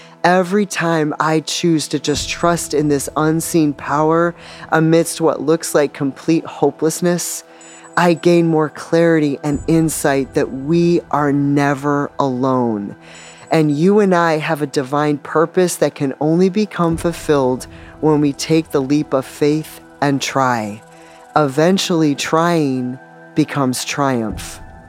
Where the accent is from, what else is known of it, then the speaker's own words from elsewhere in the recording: Northeast, United States; I'm from the Northeast originally, but in my lifetime have lived in all four corners of the continent and a few places in between.